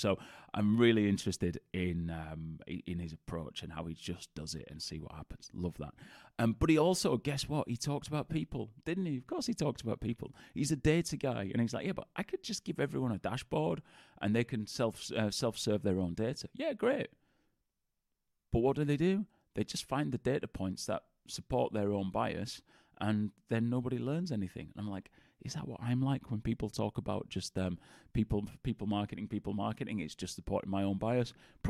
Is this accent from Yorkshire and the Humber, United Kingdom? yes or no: yes; Bradford, Yorkshire and the Humber, United Kingdom; accent: Bradford; of the Bradford accent. As many people think I'm a Geordie, which isn't the case. If you actually go to Newcastle, nobody sounds like me. But I get, are you a Geordie? Where are you from? But we both grew up in Bradford.